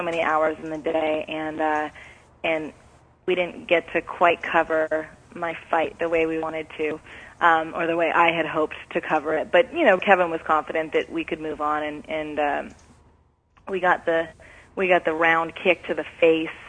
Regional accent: Vancouver, British Columbia, Canada; moved away; I'm from Vancouver, born and raised.

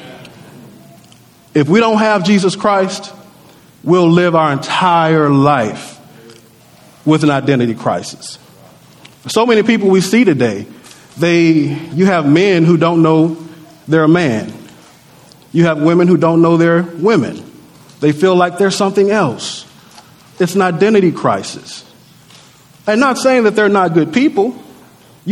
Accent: Natchez, Mississippi, United States; I remember coming up in Natchez. I'm from Natchez, Mississippi.

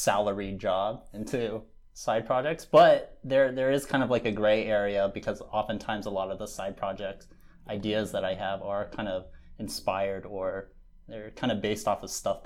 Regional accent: San Diego, California, United States; moved away as an adult; also born or lived in Bay Area; I'm from San Diego. I came up into the Bay Area for college at Berkeley

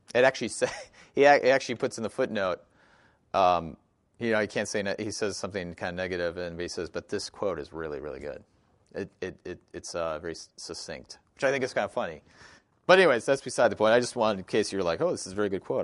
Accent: Wisconsin, United States; I grew up in Wisconsin

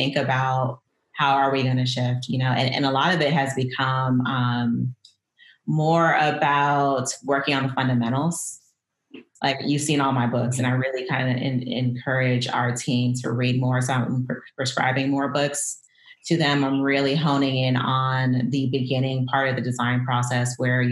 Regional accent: Miami, Florida, United States; moved away as an adult; also born or lived in Detroit, United States / Portland, United States; now in Brooklyn, United States; I grew up in South Florida

